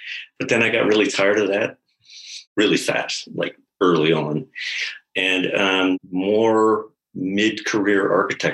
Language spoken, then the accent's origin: English; Maine, United States; I'm from Maine